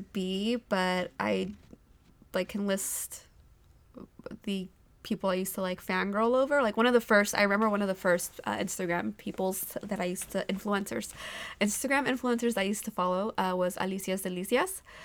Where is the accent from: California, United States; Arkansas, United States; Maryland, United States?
California, United States; Modesto; also born or lived in Bay Area, California; I grew up in Modesto